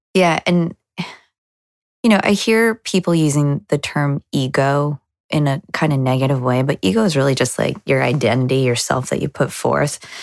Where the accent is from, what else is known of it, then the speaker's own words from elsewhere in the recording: New Jersey, United States; moved away as an adult; now in Boston, United States; We're not from Boston originally. We're from New Jersey